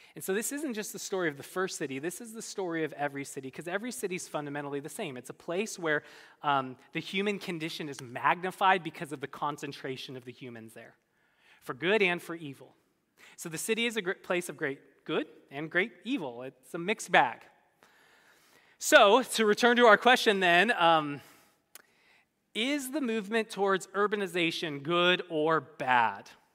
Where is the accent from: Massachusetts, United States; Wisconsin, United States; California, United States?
California, United States; Bay Area; moved away as an adult; also born or lived in Midwest; I grew up in the Bay Area